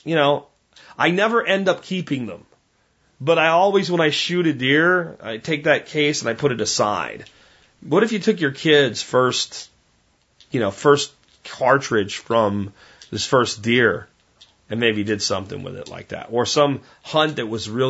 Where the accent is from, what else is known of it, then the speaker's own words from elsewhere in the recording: Pennsylvania, United States; back when I was a kid, growing up in Pennsylvania